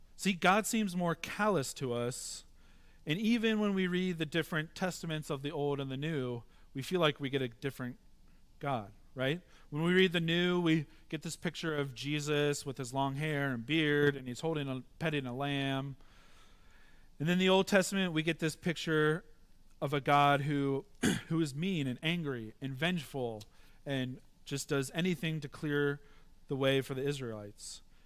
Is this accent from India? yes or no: no; Midwest, United States; moved away; Growing up in the Midwest, I've had to, uh, come and understand tra-, more traffic here 'cause I'm not used to it